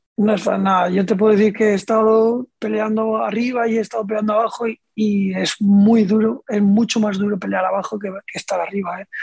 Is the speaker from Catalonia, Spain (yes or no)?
no; Region of Murcia, Spain; moved away as an adult; now in Tudela, Spain